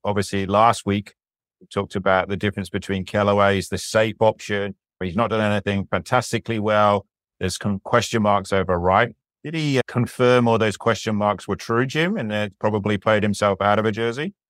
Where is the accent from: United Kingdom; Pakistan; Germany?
United Kingdom; England; moved away; I'm an Englishman